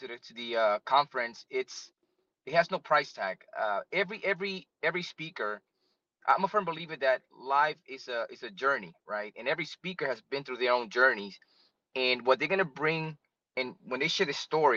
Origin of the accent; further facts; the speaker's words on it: New York City, New York, United States; now in Florida, United States; I am currently in the sunny state of Florida, originally from New York City